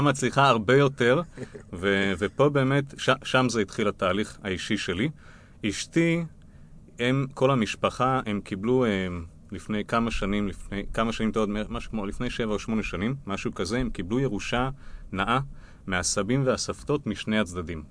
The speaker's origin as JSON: {"language": "Hebrew", "country": "Israel", "said": "אנחנו כישראלים"}